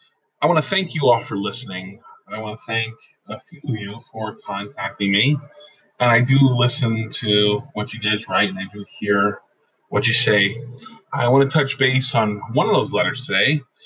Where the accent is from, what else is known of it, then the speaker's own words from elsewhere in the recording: Pennsylvania, United States; I'm originally from Pennsylvania, and we're used to saying use guys or, you know, things of that nature instead of you all or things like that, or yins.